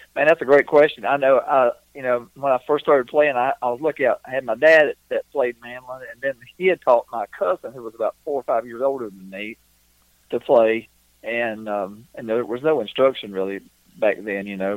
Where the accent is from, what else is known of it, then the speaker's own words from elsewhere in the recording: North Carolina, United States; back where I, where I grew up in North Carolina